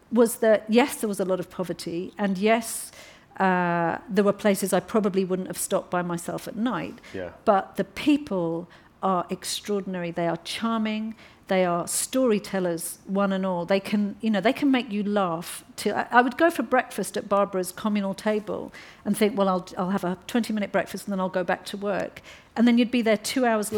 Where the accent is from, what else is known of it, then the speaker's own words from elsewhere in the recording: London, United Kingdom; I come from Hackney.